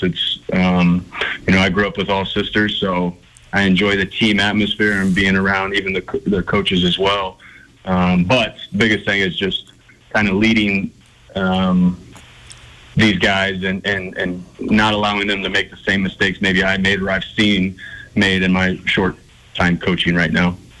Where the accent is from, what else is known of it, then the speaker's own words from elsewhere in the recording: Ohio, United States; now in Montana, United States; I grew up in Ohio, about 45 minutes from where LeBron played high school basketball